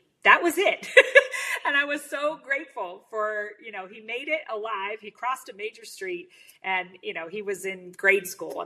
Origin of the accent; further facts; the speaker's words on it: United States; as an American